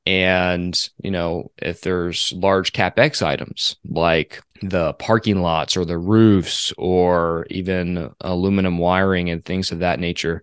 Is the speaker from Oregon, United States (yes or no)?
no; Phoenix, Arizona, United States; I'm from Phoenix